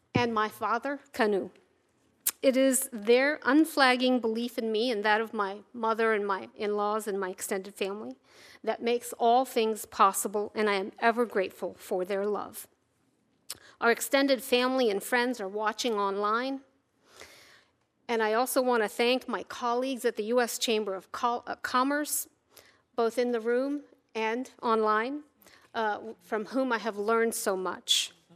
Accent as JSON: {"language": "English", "region": "Virginia", "country": "United States", "tie": "born or raised there", "said": "Having grown up in Virginia, I consider it my home state"}